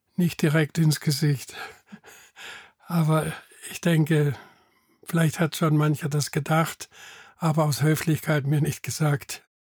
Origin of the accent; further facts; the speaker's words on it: Bad Krozingen, Baden-Württemberg, Germany; now in Eimeldingen, Germany; Ich bin in Bad Krozingen geboren und die meisten wohnen auch noch dort oder in der Umgebung